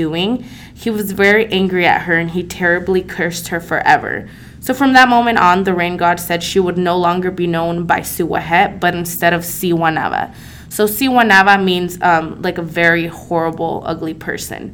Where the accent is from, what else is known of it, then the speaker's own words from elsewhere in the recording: San Juan Opico, La Libertad, El Salvador; moved away; I grew up in San Juan Opico, El Salvador